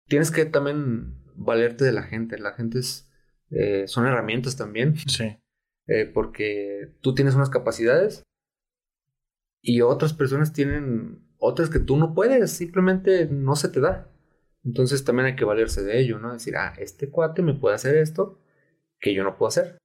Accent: Tepic, Nayarit, Mexico; also born or lived in Guadalajara; me regresé a Tepic, de donde soy

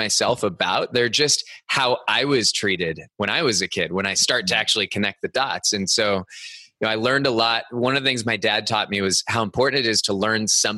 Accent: Cupertino, California, United States; I grew up in the Bay Area of California. Cupertino was my hometown.

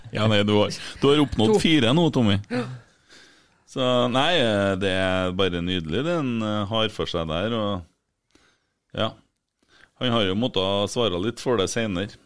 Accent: Bjugn, Trøndelag, Norway; jeg er jo fra Bjugn, og det er jo lenger og lenger ut

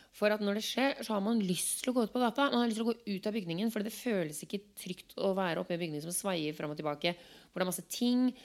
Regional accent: Norway; moved away; jeg som nordmann

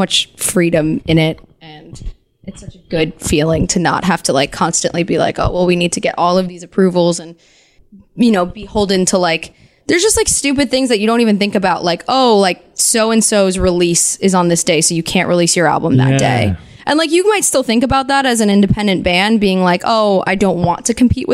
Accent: New Jersey, United States; I'm from New Jersey

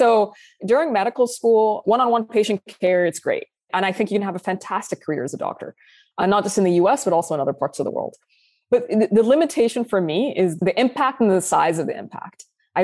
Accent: Saudi Arabia; moved away as an adult; also born or lived in Sudan / UAE / United Kingdom; now in United States; So as you mentioned, I'm originally from Sudan, both sides of my family, and I was born and raised in Saudi Arabia. I've lived in several countries, including the UAE and the UK. I moved to the US when I was 24 years old.

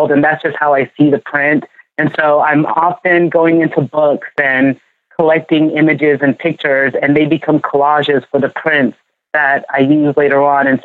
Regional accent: Ghana; now in United States; You know, I am from Ghana, but I feel like because I moved here to the US and I live in this like melting pot and it's been this, you know, cultural mixing, I feel like that's how I mix it

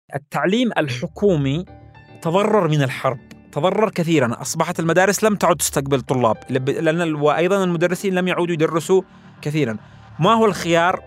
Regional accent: Yemen; ونحن يمنيين

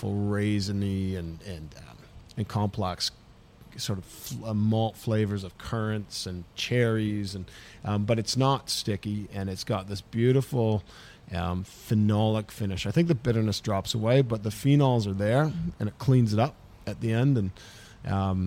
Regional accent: Ontario, Canada; moved away as an adult; now in Melbourne, Australia; I'm from Ontario, Canada

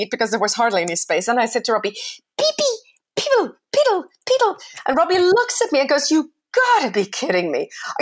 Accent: United Kingdom; I'm British

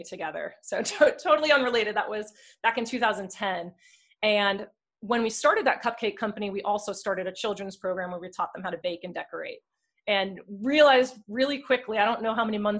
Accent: New Jersey, United States; moved away; I am originally from Sam's area in New Jersey

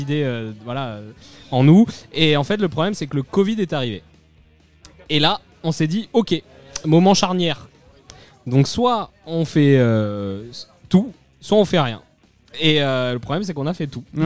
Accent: Cannes, Provence-Alpes-Côte d'Azur, France; je viens de Cannes

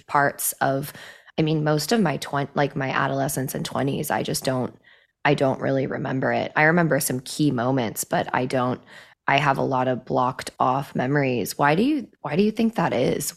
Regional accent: Midwest, United States; I grew up in the Midwest

